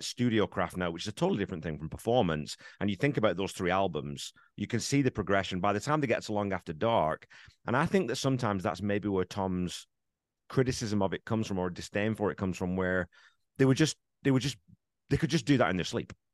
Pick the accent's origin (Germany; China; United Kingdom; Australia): United Kingdom; England; now in Canada; I grew up in England